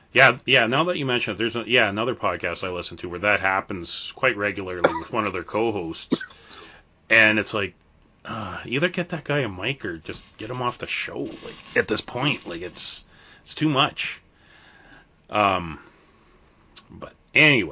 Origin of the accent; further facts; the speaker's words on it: Canada; I'm a Canadian